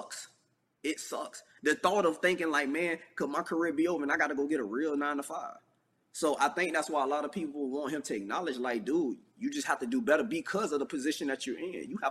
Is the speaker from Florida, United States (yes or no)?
yes; St. Petersburg, Florida, United States; moved away as an adult; also born or lived in Texas; I'm from St. Petersburg, Florida. Like, I'm a Floridian